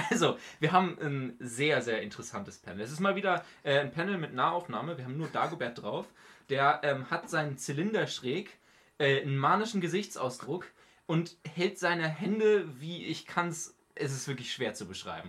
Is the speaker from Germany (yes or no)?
yes; Northern Germany, Germany; für mich als Norddeutscher